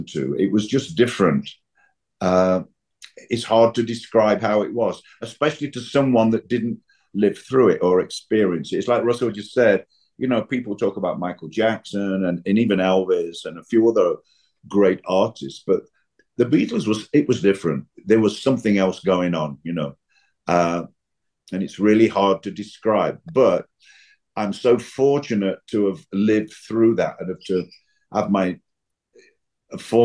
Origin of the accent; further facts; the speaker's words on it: Nottingham, East Midlands, United Kingdom; Nottingham, my hometown